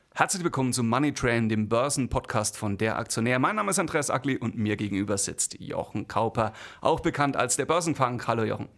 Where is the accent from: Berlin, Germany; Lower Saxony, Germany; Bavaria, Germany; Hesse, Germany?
Bavaria, Germany; Bamberg; ich komme aus Bamberg